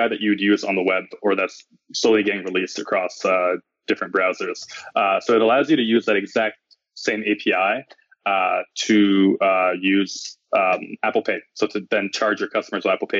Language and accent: English; Montreal, Quebec, Canada; moved away as an adult; now in Bay Area, United States; I'm originally from Montreal, and I moved to the Bay Area about maybe 8 to 9 months ago to join Netflix